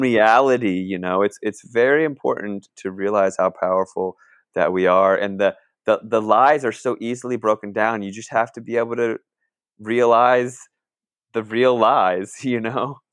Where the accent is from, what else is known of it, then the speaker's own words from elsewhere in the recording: Northern Virginia, United States; moved away; also born or lived in California; I grew up in Northern Virginia, right on the Mason-Dixon line